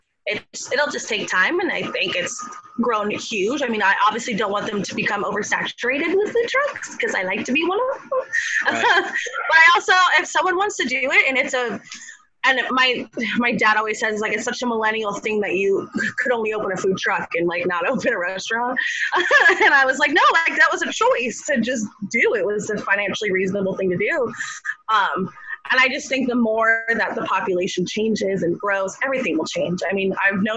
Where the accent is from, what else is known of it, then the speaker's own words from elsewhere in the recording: South Florida, United States; moved away as an adult; now in Gainesville, United States; I'm from South Florida, where my old place where I'm from would have food truck rallies on Fridays